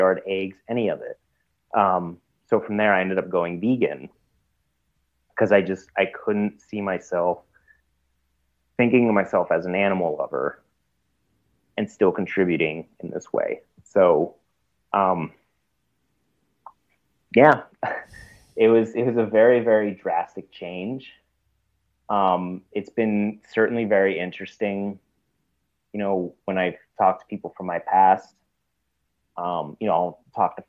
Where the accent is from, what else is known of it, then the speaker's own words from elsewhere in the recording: Germany; moved away; I'm originally, I'm from Germany. I went back to visit family recently